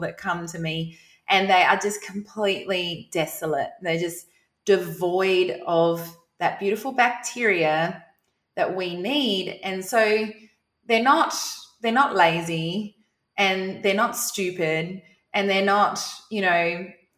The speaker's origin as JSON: {"language": "English", "region": "South Australia", "country": "Australia", "moved": "as an adult", "lives_now": "Queensland, Australia", "said": "I'm from South Australia"}